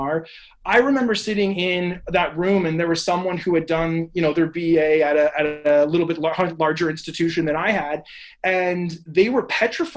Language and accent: English; Barrie, Ontario, Canada; I'm from the Barrie area